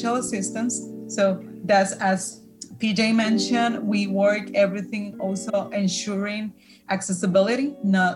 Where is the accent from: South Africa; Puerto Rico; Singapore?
Puerto Rico; English is a second language; I'm original from Puerto Rico